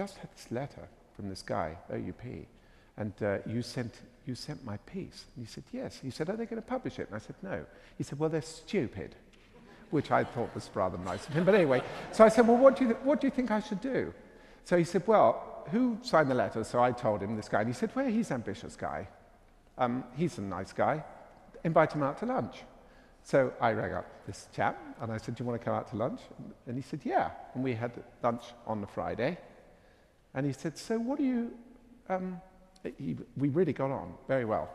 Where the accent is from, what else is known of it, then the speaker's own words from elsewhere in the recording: England, United Kingdom; accent: English; my English accent